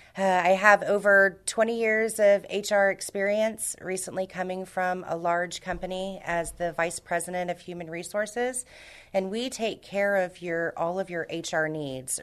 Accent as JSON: {"language": "English", "town": "Houston", "region": "Texas", "country": "United States", "tie": "born or raised there", "also_born_or_lived": "Miami", "moved": "as an adult", "lives_now": "San Antonio, United States", "said": "I'm from Houston originally. Uh, I was raised in Houston, born in Miami, Cuban blood"}